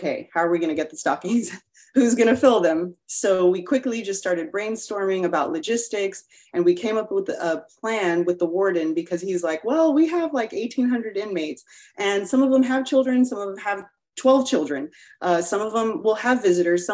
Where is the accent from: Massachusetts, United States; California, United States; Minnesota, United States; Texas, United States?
Texas, United States; Corpus Christi; moved away as an adult; now in Houston, United States; I'm originally from Corpus Christi, Texas, and we moved here in 2008 to Houston for my husband's work